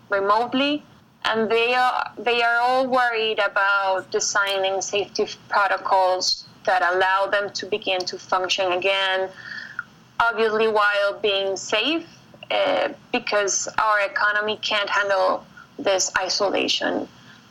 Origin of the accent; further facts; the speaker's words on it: Colombia; also born or lived in Bogota; I'm from Colombia.